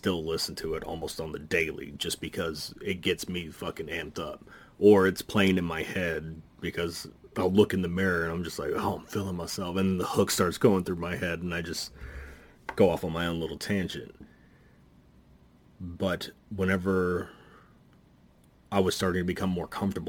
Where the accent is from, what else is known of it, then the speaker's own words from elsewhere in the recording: Dallas, Texas, United States; I grew up in the metalhead community here in Dallas.